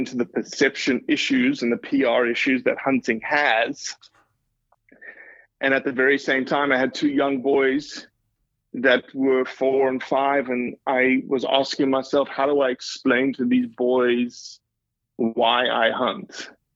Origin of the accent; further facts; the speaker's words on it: South Africa; moved away as an adult; now in Mississippi, United States; growing up in South Africa